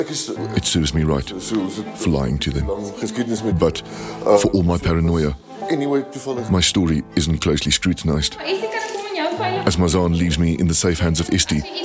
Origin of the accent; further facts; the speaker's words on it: Johannesburg, Gauteng, South Africa; accent: Joburg Afrikaans; first language Afrikaans; English is a second language; also born or lived in Stellenbosch; Speaking Afrikaans is part of my cover, and also actually my first language, even though my Joburg Afrikaans does contain a lot of English